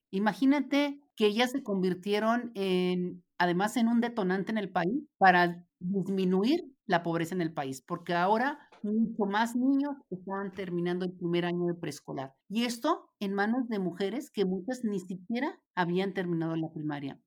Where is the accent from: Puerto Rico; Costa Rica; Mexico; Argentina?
Mexico; Ciudad Juárez, Chihuahua; Tú y yo somos de Juárez